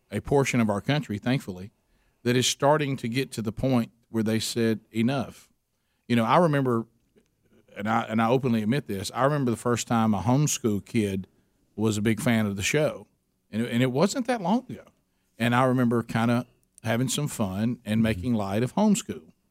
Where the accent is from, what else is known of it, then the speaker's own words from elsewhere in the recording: United States; moved away; when I was growing up in Calhoun County